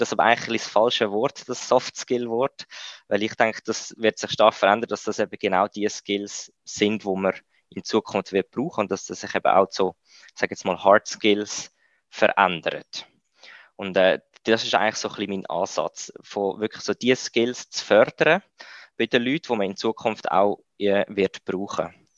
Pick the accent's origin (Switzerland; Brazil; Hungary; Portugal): Switzerland; also born or lived in India; bei uns in der Schweiz